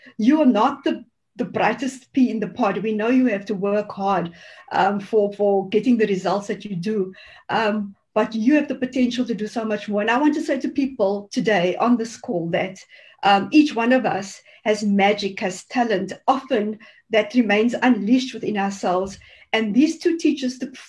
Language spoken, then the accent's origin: English; Cape Town, Western Cape, South Africa; growing up in the Cape Flats was very tough and still is for many people there.